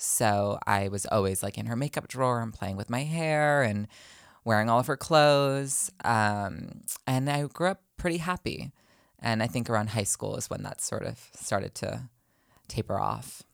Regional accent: New Jersey, United States; moved away as an adult; also born or lived in New York; now in Los Angeles, United States; I was born originally, I'm from Los Angeles, um, middle school and high school. I was in New Jersey

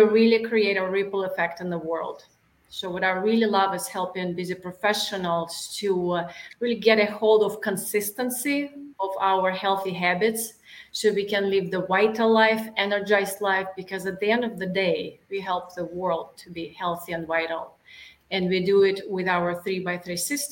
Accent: Saint Petersburg, Russia; accent: non-Texas; English is a second language; moved away as an adult; now in Texas, United States; I am from St. Petersburg, Russia.

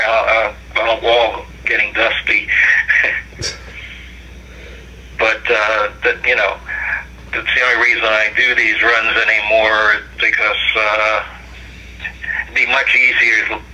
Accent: New York City, New York, United States; moved away; I'm originally from Brooklyn, New York

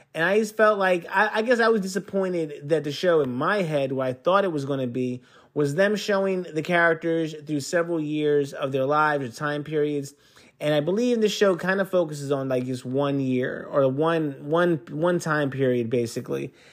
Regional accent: East Coast, United States; moved away; I'm from the East Coast and I'm used to the winter more

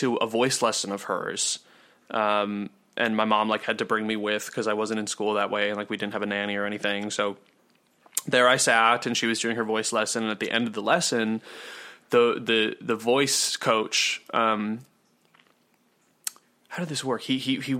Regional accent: Minnesota, United States; the suburb that we grew up in Minnesota was like extraordinarily affluent

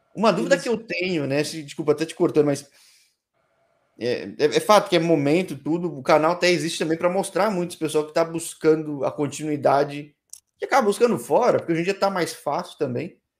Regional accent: São Paulo, Brazil; eu sou da Zona Sul aqui em São Paulo.

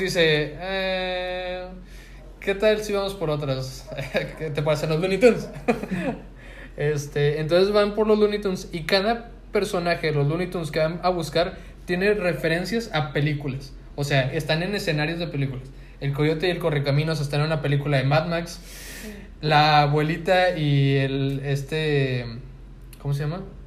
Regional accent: Monterrey, Nuevo León, Mexico; como buen regio

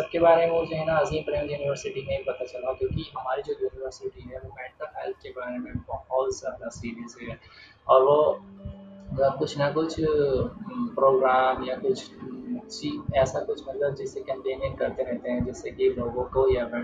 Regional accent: Muzaffarnagar, Uttar Pradesh, India; also born or lived in Bangalore; और मैं मुजफ्फरनगर से बिलोंग करता हूँ

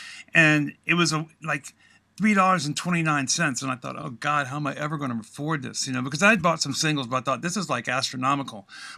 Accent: Guantanamo Bay, Cuba; also born or lived in Washington, D.C.; A lot of moving around, and primarily we were in Guantanamo Bay, Cuba.

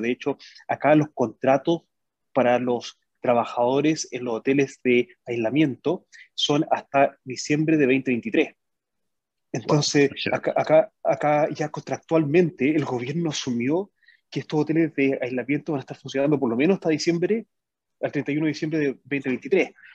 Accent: Chile; moved away; nosotros como chilenos

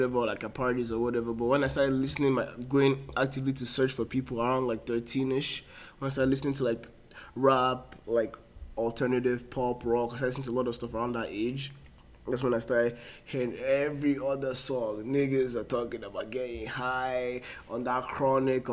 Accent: Port Harcourt, Rivers State, Nigeria; moved away; most of my life and was in Port Harcourt.

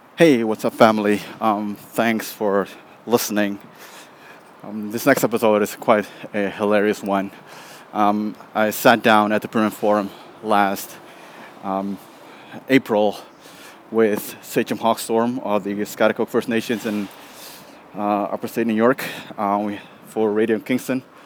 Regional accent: Maluku, Indonesia; I'm from Maluku.

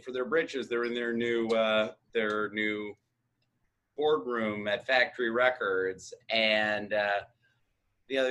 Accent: United States; I'm American

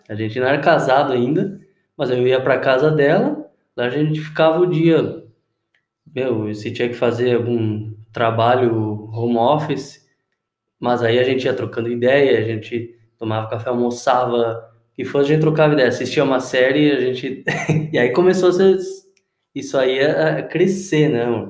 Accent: Uruguay; moved away; na igreja que eu cresci lá no Uruguai

